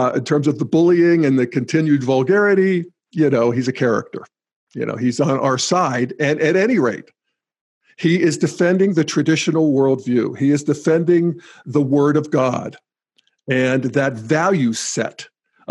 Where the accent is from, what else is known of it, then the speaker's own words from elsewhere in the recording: Western Pennsylvania, United States; my home country, Western Pennsylvania